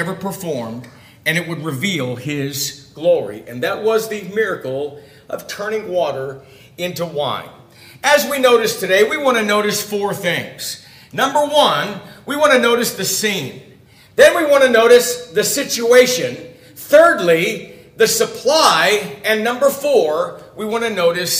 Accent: Ventura, California, United States; I grew up in the Ventura area.

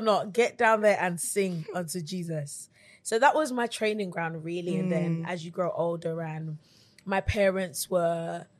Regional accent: London, United Kingdom; I am 26 from London

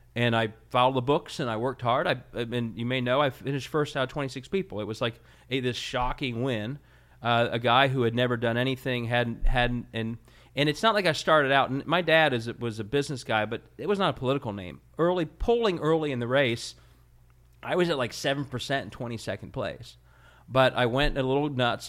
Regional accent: Cincinnati, Ohio, United States; I was from Cincinnati

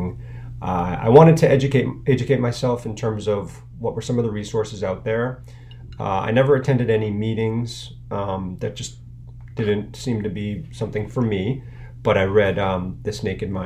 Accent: Needham, Massachusetts, United States; I live in Needham with my family here. I grew up in Needham, so I really, spread my wings.

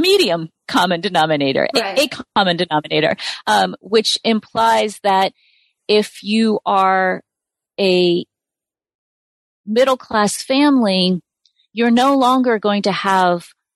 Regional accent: United States; as an American

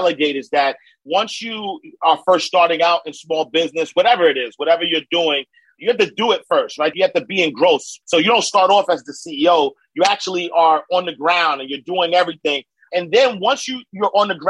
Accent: New York City, New York, United States; moved away as an adult; now in Atlanta, United States; I'm from Harlem, 129th Street, 8th Avenue, St. Nicholas Projects. Grew up low income, single parent home

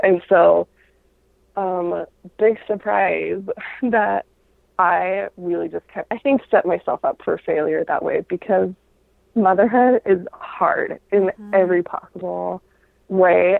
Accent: Utah, United States; I grew up in Utah where that was that was the norm

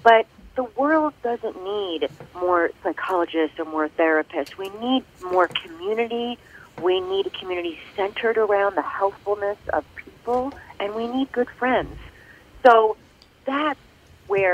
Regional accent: Philadelphia, Pennsylvania, United States; I'm from Philly

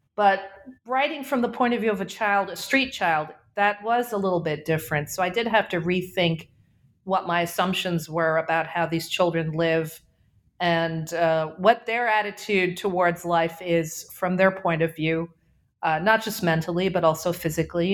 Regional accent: Karachi, Sindh, Pakistan; also born or lived in New England; I am calling from Karachi, Pakistan, which is my hometown. I was born here

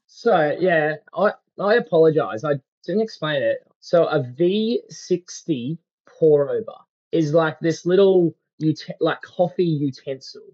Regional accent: Australia; being an Aussie

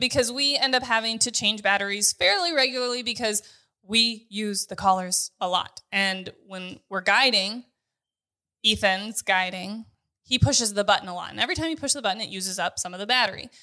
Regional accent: North Dakota, United States; I'm from North

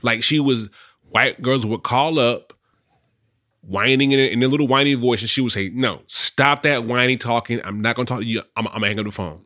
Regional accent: Charlotte, North Carolina, United States; moved away as an adult; I'm from Charlotte

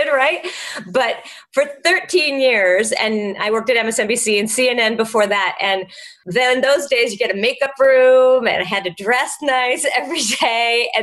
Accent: Los Angeles, California, United States; moved away; also born or lived in New York; I'm from Los Angeles.

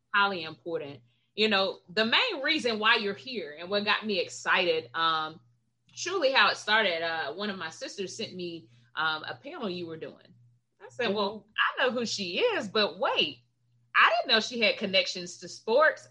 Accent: Gadsden County, Florida, United States; I grew up right outside of Tallahassee in Gadsden County.

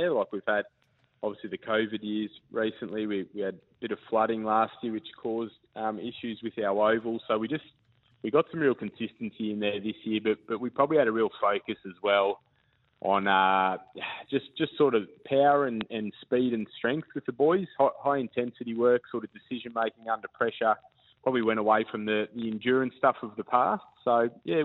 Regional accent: Victoria, Australia; moved away as an adult; now in Queensland, Australia; So I was originally from Victoria, and I was playing in the VFL down in Victoria with the Box Hill Hawks

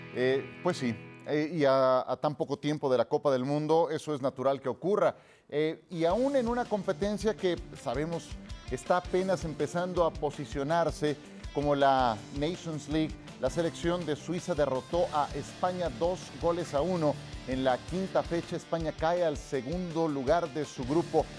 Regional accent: Mexico; por supuesto que no soy mexicanísimo

